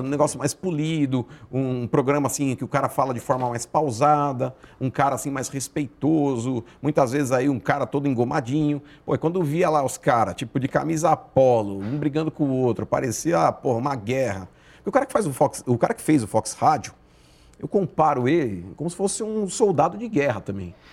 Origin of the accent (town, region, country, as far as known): São Paulo, Brazil; born or raised there